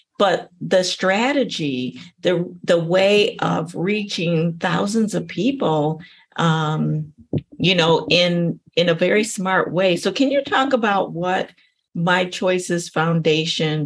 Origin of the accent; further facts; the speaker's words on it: United States; as an American